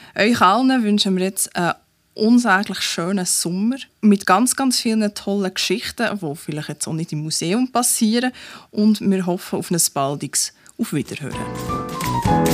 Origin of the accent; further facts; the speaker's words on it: Bernese Oberland, Switzerland; now in Bern, Switzerland; Ich bin ja eine Zuzügliche. Ich bin im Berner Oberland aufgewachsen.